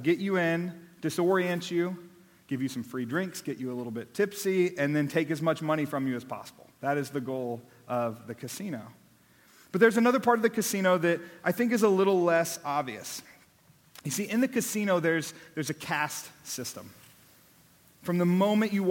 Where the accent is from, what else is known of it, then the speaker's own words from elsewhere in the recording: Austin, Texas, United States; also born or lived in Abilene / Dallas; I was born here in Austin, born and raised. I was here for my first 18 years